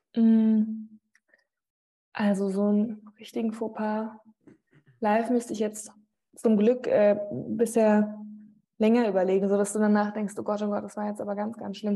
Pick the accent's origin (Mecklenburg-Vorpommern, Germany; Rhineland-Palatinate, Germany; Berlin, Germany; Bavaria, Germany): Rhineland-Palatinate, Germany; also born or lived in Wiesbaden; meine Eltern kommen aus Mainz und meine Family